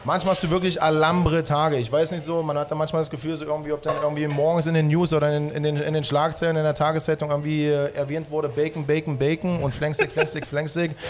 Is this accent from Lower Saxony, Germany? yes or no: no; Halle, Saxony-Anhalt, Germany; moved away as an adult; also born or lived in Baltic Sea coast; now in Berlin, Germany; Ursprünglich komme ich aus Halle, habe irgendwann meine Ausbildung an der Ostsee gemacht